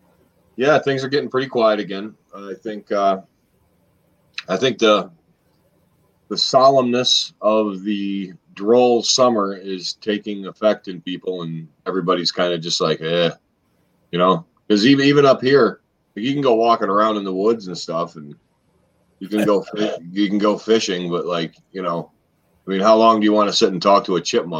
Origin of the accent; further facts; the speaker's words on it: United States; I grew up on that river and grew up fishing, but I grew up on the Delaware River specifically.